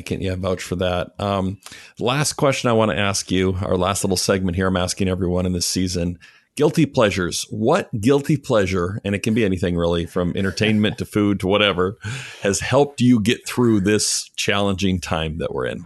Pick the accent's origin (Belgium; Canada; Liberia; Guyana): Canada; I grew up in Canada